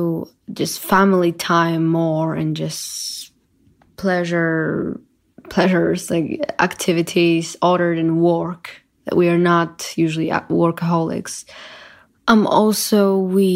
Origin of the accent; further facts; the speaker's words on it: Poland; I'm from Poland.